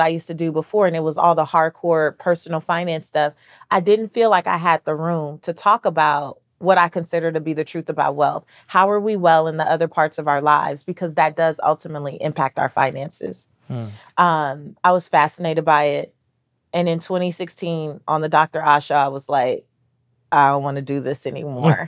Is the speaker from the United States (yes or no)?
no; Belize; I'm I'm Belizean, so I'm Central American